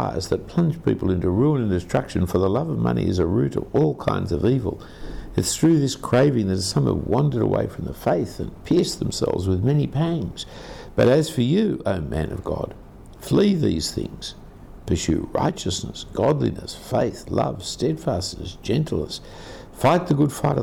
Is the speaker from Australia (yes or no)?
yes; Australia; being an Australian